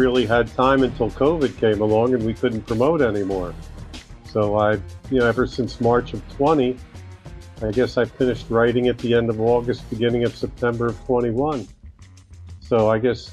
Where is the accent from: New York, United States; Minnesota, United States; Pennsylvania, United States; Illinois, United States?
Pennsylvania, United States; Bala Cynwyd; also born or lived in Wynnefield; growing up in Ballack-Kenwood